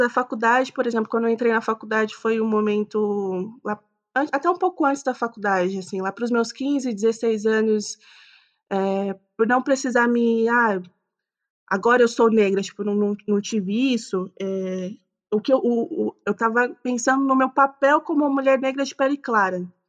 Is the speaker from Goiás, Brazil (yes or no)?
no; São Bernardo do Campo, São Paulo, Brazil; Eu sou nascida e criada em São Bernardo do Campo